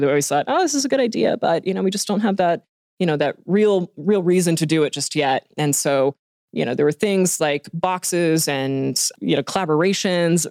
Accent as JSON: {"language": "English", "town": "Hot Springs", "region": "Arkansas", "country": "United States", "moved": "as an adult", "lives_now": "Bentonville, United States", "said": "I am from Hot Springs and came up here to get my engineering degrees and then just never left"}